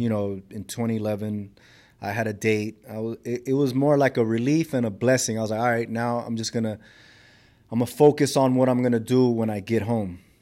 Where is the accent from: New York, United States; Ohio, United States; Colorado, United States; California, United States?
California, United States; Los Angeles; I grew up in South Central Los Angeles.